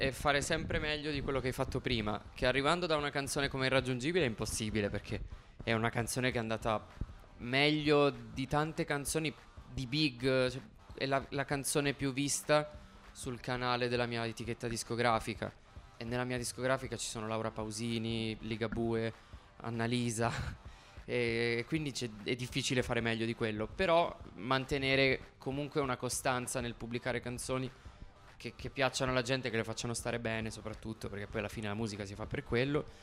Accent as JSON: {"language": "Italian", "town": "Turin", "region": "Piedmont", "country": "Italy", "said": "Sono di Torino e sono di zona Borgo Vittoria, che è vicino Madonna di Campagna, non lontano dallo stadio della Juve."}